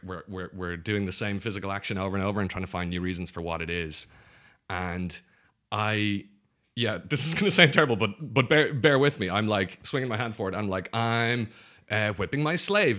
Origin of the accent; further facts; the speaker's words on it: Ireland; growing up in Ireland is like we've got, um, well, when I grew up, only two television stations